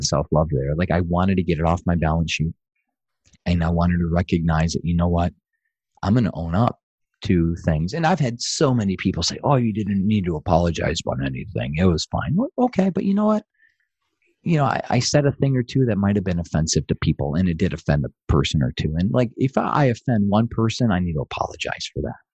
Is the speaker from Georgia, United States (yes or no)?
yes; Atlanta, Georgia, United States; from Atlanta, Georgia